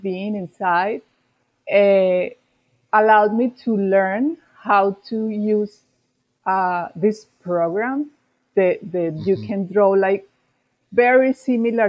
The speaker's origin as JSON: {"language": "English", "town": "Medellin", "region": "Antioquia", "country": "Colombia", "tie": "born or raised there", "second_language": "English", "moved": "as an adult", "said": "I am from Medellin, Colombia"}